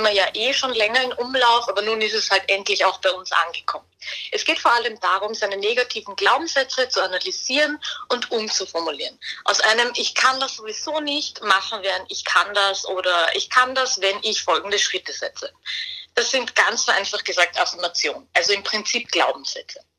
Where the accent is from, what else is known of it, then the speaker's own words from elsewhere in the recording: Vienna, Austria; ich als Wienerin kann nur sagen, das gehört auf jeden Fall dazu.